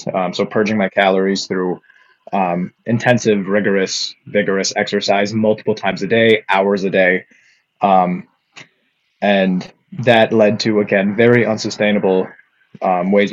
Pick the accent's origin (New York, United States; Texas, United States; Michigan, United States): Michigan, United States; Upper Peninsula of; moved away as an adult; I'm originally from the Upper Peninsula of Michigan